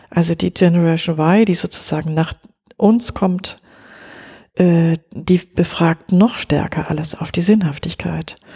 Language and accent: German; West Germany, Germany; Ich bin in Westdeutschland groß geworden, ja.